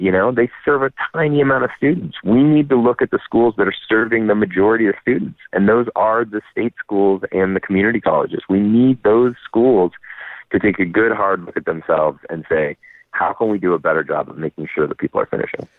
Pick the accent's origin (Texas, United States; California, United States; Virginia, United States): California, United States; Napa; moved away; I was actually born and raised in Napa. So I'm a hometown boy coming home.